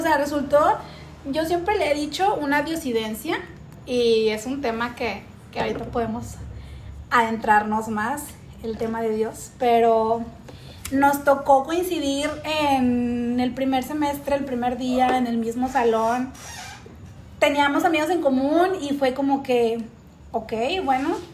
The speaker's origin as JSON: {"language": "Spanish", "town": "Monterrey", "region": "Nuevo León", "country": "Mexico", "said": "nosotros somos de Monterrey"}